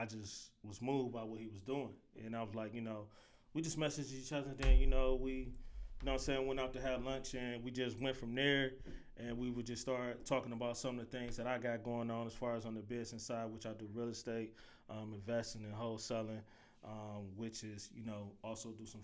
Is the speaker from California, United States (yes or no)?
no; Cleveland, Ohio, United States; growing up in Cleveland, I grew up in the St. Clair area